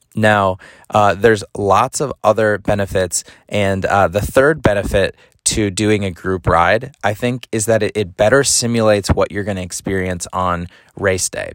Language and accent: English; Madison, Wisconsin, United States; moved away; my hometown of Madison, Wisconsin